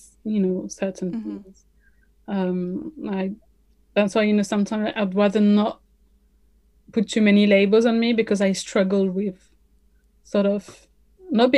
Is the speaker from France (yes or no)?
yes; France; accent: French; first language French; English is a second language; moved away as an adult; now in London, United Kingdom; my parents are Moroccan, I was born and raised in France, but now I live in London.